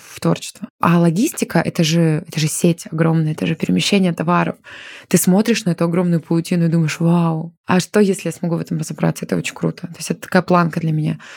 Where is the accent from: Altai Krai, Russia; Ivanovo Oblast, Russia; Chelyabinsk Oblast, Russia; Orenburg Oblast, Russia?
Chelyabinsk Oblast, Russia; Chelyabinsk; moved away as an adult; now in Moscow, Russia; родилась и выросла в Челябинске.